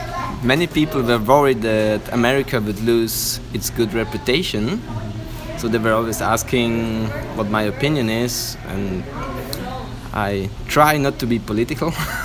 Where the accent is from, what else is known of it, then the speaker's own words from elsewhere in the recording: Italy; English is a second language; I'm from Italy. Everybody in Italy was complaining about him, but they voted for him.